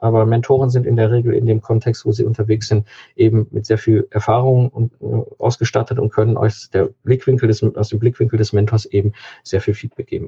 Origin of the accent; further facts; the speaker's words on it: Cologne, North Rhine-Westphalia, Germany; hier im Kölner Raum, ich komme aus Köln